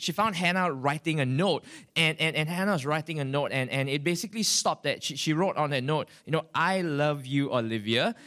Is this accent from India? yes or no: no; Singapore; I'm from Singapore, from a church called Victory Family Center